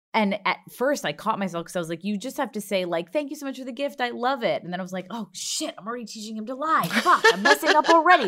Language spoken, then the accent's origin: English; Long Island, New York, United States; I'm from Long Island